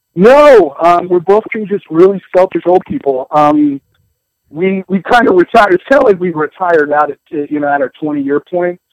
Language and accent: English; the Northwest, Pacific Northwest, United States; moved away as an adult; also born or lived in Alaska; I grew up in the Northwest.